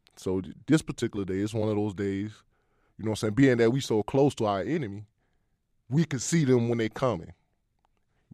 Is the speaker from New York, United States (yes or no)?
no; Chicago, Illinois, United States; I grew up in Humboldt Park when it was wild